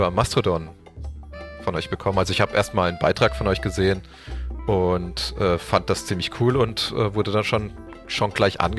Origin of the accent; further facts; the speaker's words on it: Karlsruhe, Baden-Württemberg, Germany; Also ich komme äh, aus Karlsruhe.